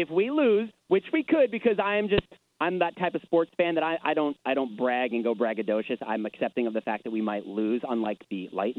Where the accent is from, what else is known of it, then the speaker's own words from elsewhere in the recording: Long Island, New York, United States; I grew up on Long Island. I was like 15-minute drive from the Nassau Coliseum as a kid.